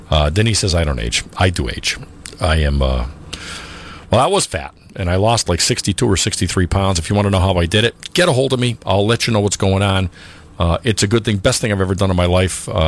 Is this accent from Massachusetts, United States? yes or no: yes; Springfield, Massachusetts, United States; I grew up on Enfield Street in Indian Orchard.